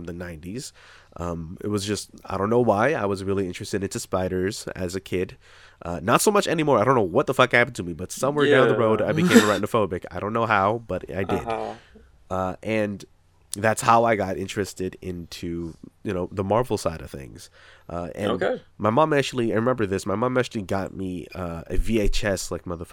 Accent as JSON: {"language": "English", "town": "Toronto", "region": "Ontario", "country": "Canada", "tie": "born or raised there", "also_born_or_lived": "Asia", "said": "I was born in Canada, but about a month after I was born, maybe 2, I don't know, I was brought back to Asia"}